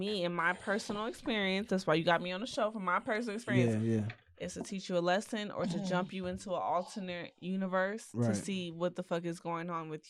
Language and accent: English; Texas, United States; Because I'm from Texas.